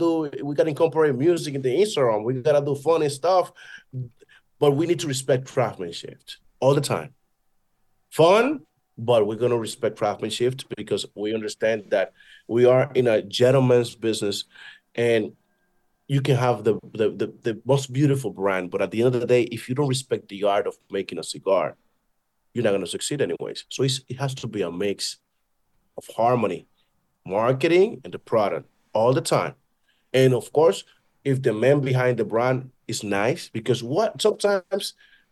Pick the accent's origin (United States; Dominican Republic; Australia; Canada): Dominican Republic; And I am from Dominican Republic. I look like one.